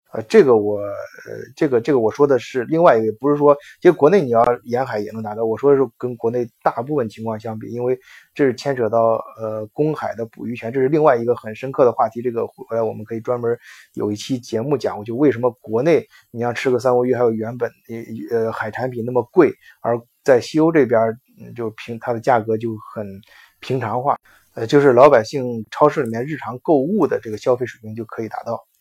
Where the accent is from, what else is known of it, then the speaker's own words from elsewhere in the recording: China; 我们中国人比较注重的有些环节